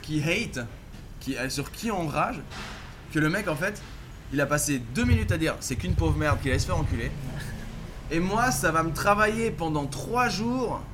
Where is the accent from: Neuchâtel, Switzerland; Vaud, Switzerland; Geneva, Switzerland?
Vaud, Switzerland; Villeneuve; Villeneuve où j'ai grandi en Suisse